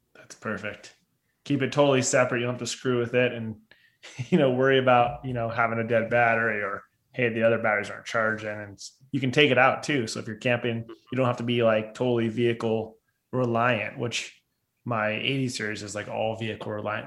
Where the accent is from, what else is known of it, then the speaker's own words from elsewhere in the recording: Southern California, United States; I grew up in Southern California